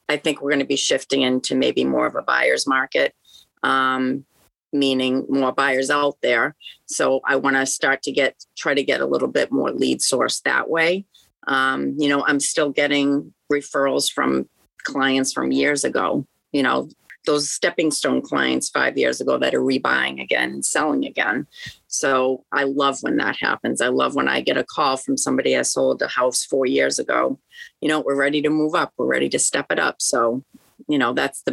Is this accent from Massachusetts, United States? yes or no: yes; Worcester, Massachusetts, United States; I'm from Worcester.